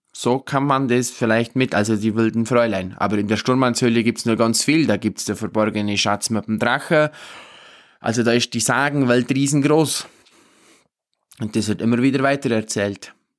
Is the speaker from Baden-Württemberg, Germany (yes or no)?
no; Obermaiselstein, Bavaria, Germany; bei uns in Obermeiselstein, wir haben da vor der Haustüre den Hirschsprung.